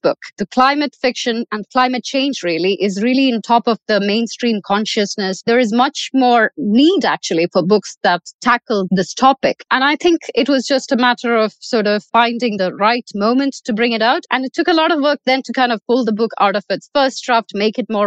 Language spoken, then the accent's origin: English; Kerala, India; now in Dubai, United Arab Emirates; I was born in Kerala, but since then I've lived in 9 different countries across 3 different continents